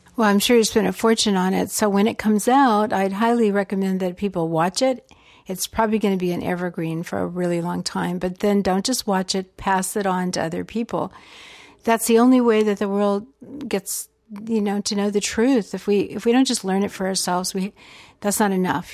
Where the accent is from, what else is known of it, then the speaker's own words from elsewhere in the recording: Georgia, United States; growing up in Georgia